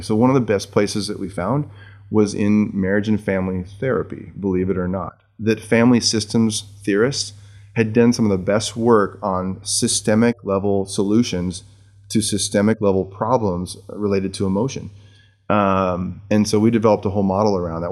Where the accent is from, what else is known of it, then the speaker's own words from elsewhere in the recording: Seattle, Washington, United States; also born or lived in Jackson, Michigan; I was born in, in, uh, Jackson, Michigan, near Spring Arbor University, and moved to Seattle when my parents took